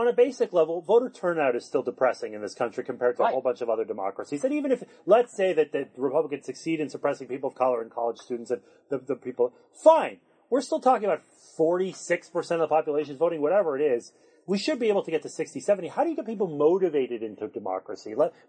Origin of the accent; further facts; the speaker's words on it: Canada; And as a Canadian, I mean, I understand why they're going after voting rights